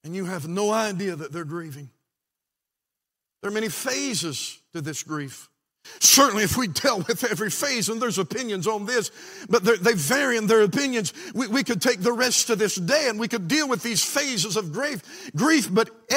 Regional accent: West Virginia, United States; also born or lived in Washington, D.C.; I was born in Washington, D.C., and God called us back to West Virginia. My dad got right with the Lord. I was raised in a pastor's home.

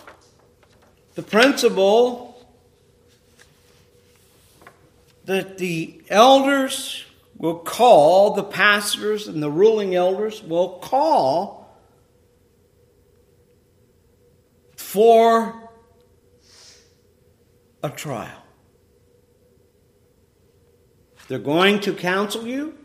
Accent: Ohio, United States; I used to have an apple tree in the house that I grew up in Ohio

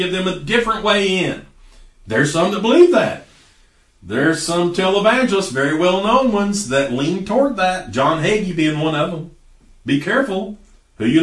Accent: United States

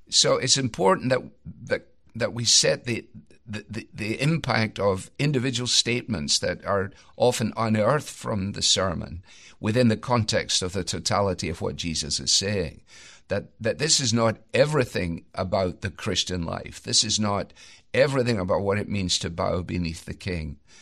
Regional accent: Scotland, United Kingdom; as a Scot

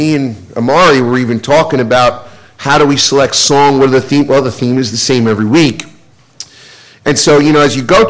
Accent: United States; being an American

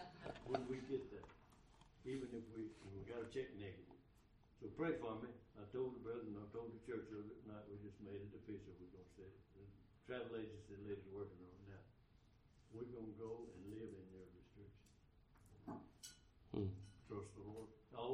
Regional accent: Texas, United States; We're from Deep East Texas.

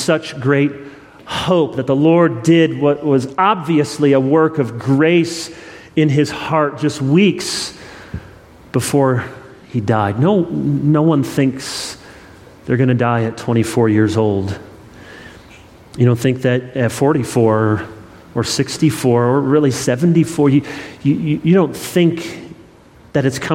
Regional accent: Midwest, Michigan, United States; moved away as an adult; now in the Carolinas, United States; I'm a Midwestern boy originally, and we moved from Michigan 5.5 years ago

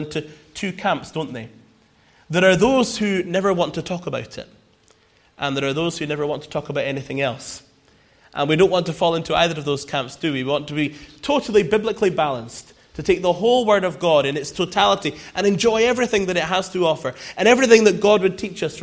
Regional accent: Scotland, United Kingdom; She's Scottish, and I'm Scottish, but we met here

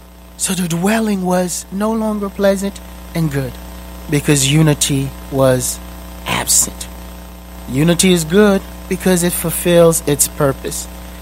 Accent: Boston, Massachusetts, United States; I grew up in Boston, so I cheer for the Boston Celtics.

